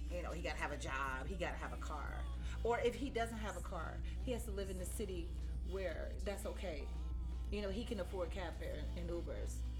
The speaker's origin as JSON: {"language": "English", "town": "Cleveland", "region": "Ohio", "country": "United States", "said": "I'm from Cleveland"}